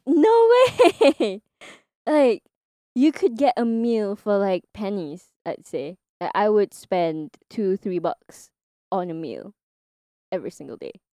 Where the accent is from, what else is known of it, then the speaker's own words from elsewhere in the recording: Singapore; moved away as an adult; also born or lived in Kanagawa, Japan / Okinawa, Japan / Tokyo, Japan; now in Japan; because I grew up in Singapore